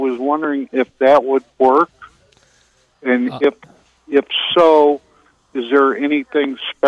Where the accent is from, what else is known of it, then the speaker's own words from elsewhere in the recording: Illinois, United States; moved away as an adult; now in Willow Spring, United States; Illinois. I've been listening to you guys since we moved down here in 2006.